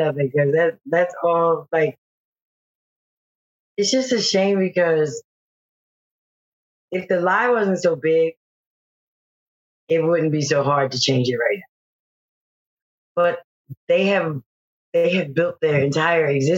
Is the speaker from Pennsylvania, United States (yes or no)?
yes; Philadelphia, Pennsylvania, United States; I'm from Philadelphia